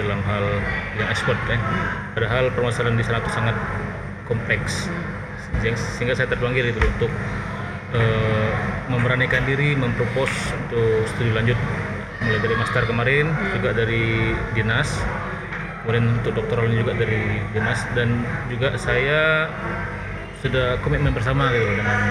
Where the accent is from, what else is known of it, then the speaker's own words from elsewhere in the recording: Bangka Belitung Islands, Indonesia; saya dari Belitung